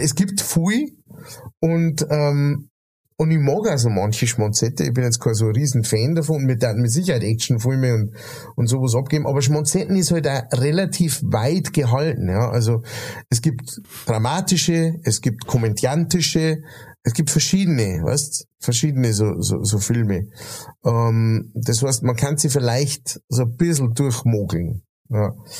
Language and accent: German; Bavaria, Germany; also wir haben so den, ähm, der, der bayerische Sprachstamm